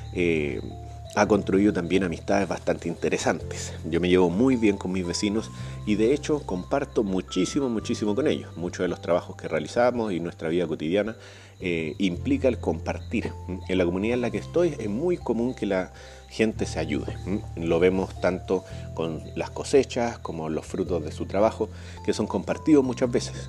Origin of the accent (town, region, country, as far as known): Chile; now in Peru